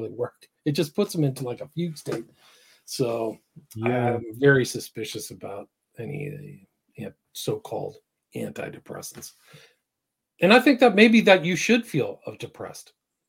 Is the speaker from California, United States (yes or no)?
yes; San Francisco, California, United States; I grew up in San Francisco. So to me, it's like a personal thing.